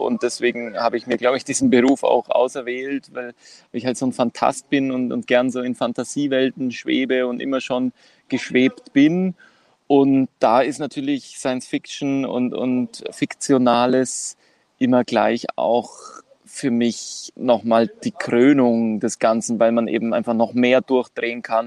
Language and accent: German; Kos, South Aegean, Greece; moved away as an adult; now in Vienna, Austria; aus Kos, also von Kos, der Insel Kos